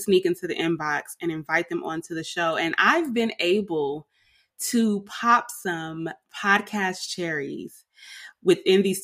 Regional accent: Richmond, California, United States; moved away as an adult; also born or lived in Oakland, California; now in Atlanta, United States; I was born in Oakland, raised in Richmond, and I left the Bay

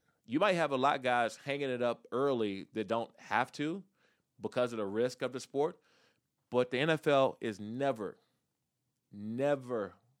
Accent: Maryland, United States; also born or lived in Washington, D.C.; Take a kid back from where I grew up in Prince George's County, Maryland, or in the Washington, D.C. area

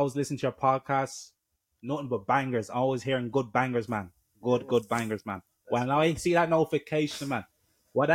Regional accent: Dublin, Leinster, Ireland; moved away as an adult; also born or lived in Germany; now in United States; I was born in Germany, but obviously moved to Ireland when I was one.

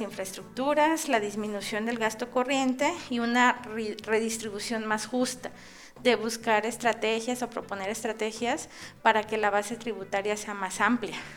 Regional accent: Mexico; como investigadores, como académicos y como este mexicanos

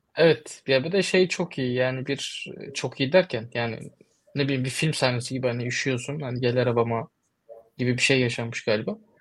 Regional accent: Turkey; moved away; also born or lived in United States; Ben Türkiye'liyim, de, Türkiye'denim

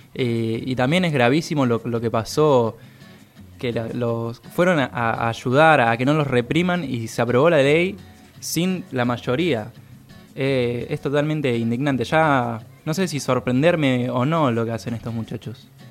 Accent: Argentina; siendo argentino

